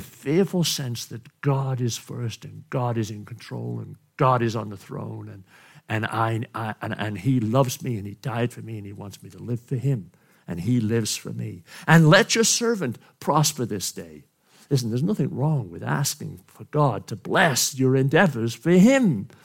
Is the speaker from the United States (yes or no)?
no; Wales, United Kingdom; moved away; from Wales, my country, my home country